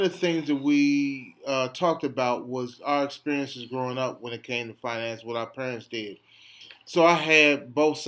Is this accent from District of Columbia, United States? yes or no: yes; Washington, District of Columbia, United States; we grew up in the Adams Morgan community